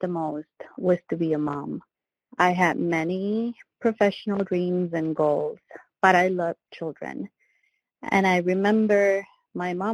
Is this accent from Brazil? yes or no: no; Venezuela; moved away; I was born in Venezuela